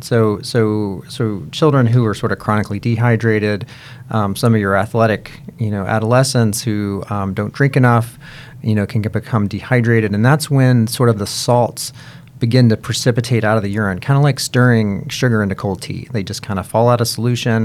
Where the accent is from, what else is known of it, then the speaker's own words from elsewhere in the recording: Kentucky, United States; now in Cincinnati, United States; I am originally from Kentucky